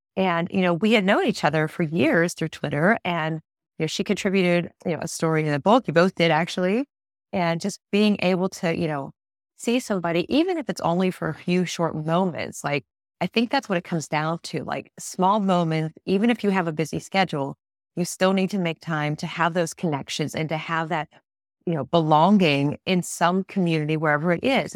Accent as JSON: {"language": "English", "town": "Pittsburgh", "region": "Pennsylvania", "country": "United States", "said": "I'm not from Tennessee, I'm from Pittsburgh."}